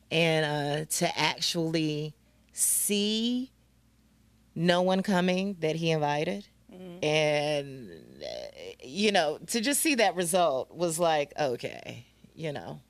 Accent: Greensboro, North Carolina, United States; moved away; I'm originally from Greensboro.

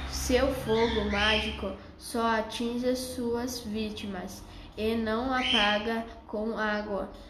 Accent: Indaiatuba, São Paulo, Brazil; tenho 11 anos, sou de Indaiatuba, estudo na Escola SESI no sexto ano A.

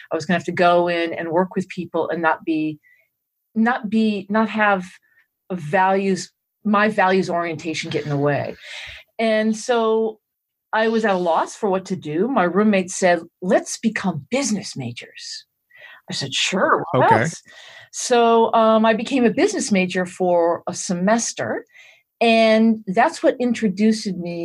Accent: Massachusetts, United States; moved away as an adult; I grew up in Massachusetts

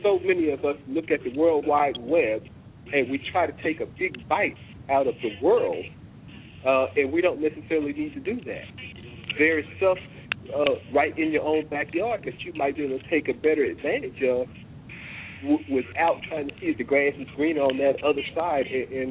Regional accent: Oklahoma, United States; moved away; also born or lived in Washington, D.C.; I'm originally from Oklahoma. Stayed in D.C. for about 25 years and decided to come home. And I'm back in Oklahoma now.

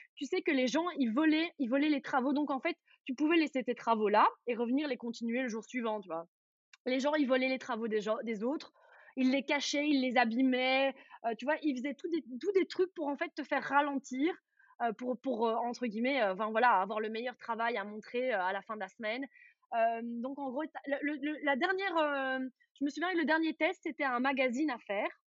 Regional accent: Charleroi region, Wallonia, Belgium; j'ai grandi dans la région de Charleroi

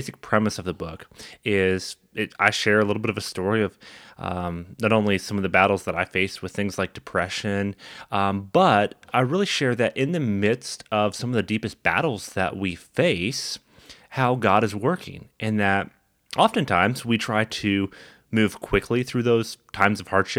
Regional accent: Canada; in Canada, being Canadian

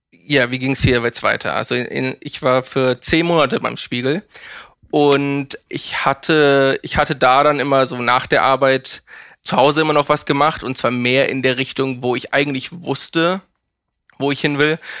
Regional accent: Hamburg, Germany; also born or lived in Mannheim; Geboren, geboren im Süden in, äh, in Mannheim. Ach. Aber eigentlich die meiste Zeit meines Lebens in Hamburg.

